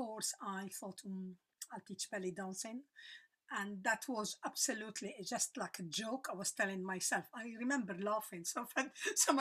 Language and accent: English; Lebanon; moved away as an adult; also born or lived in South Africa; I'm Lebanese. I was born in Lebanon, lived there until I was 35.